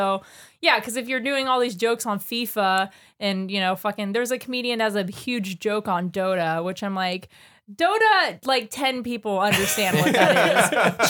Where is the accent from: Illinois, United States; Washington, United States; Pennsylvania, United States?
Washington, United States; Renton; also born or lived in Covington, Washington; I was born in Renton. I was a 12-pound baby.